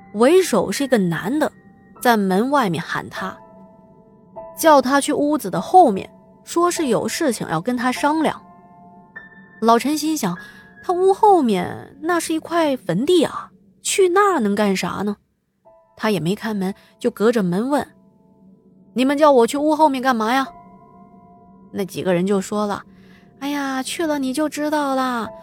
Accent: Chengdu, Sichuan, China; 我的老家在成都，在我们那边啊，除了火锅店，还有一个地方也是深受老百姓们的喜欢，那就是茶馆了

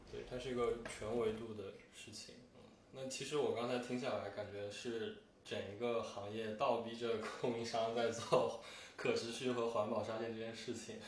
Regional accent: China; 可能我作为一个中国人

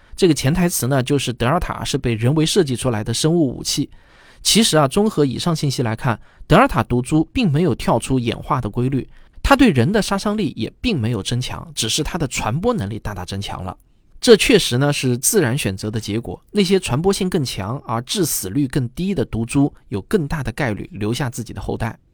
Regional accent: China; 我们中国人显然还是更关心咱们国产疫苗的保护率

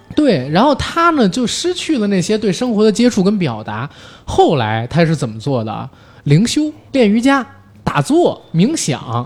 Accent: Beijing, China; 我其实作为一个北京人

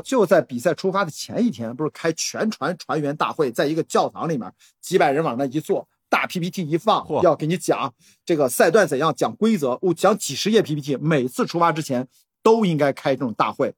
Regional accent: Qingdao, Shandong, China; moved away; also born or lived in Beijing; 我们俩都是土生土长的青岛人

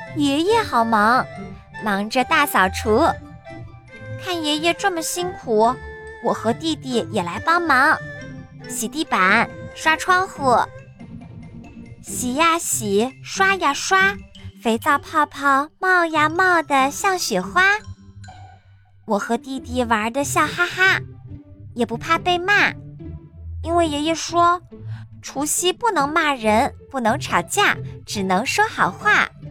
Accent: China; 我们中国人

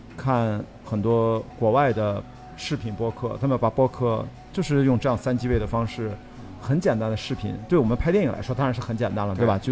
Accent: Qingdao, Shandong, China; moved away; 我出生在青岛，我的家就在青岛啤酒厂。

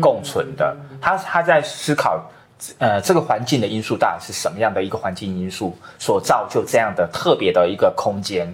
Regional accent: Qiaotou, Kaohsiung, Taiwan; moved away; 我们都是高雄人

